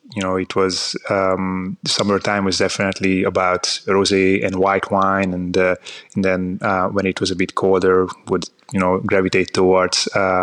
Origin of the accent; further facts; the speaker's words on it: Hungary; So, I'm from Hungary. So I was born and I grew up in Hungary, in the Hungarian countryside, close to the Austrian border.